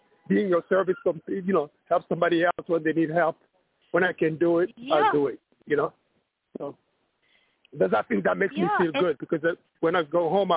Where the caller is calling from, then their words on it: New York City, New York, United States; I'm calling from New York